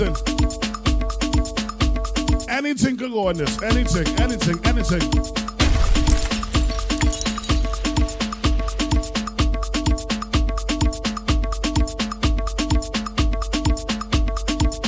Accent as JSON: {"language": "English", "country": "Trinidad & Tobago", "said": "I am from Trinidad"}